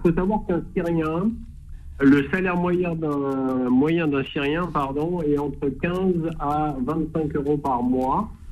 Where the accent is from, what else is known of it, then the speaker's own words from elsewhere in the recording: France; notre devoir en tant que Français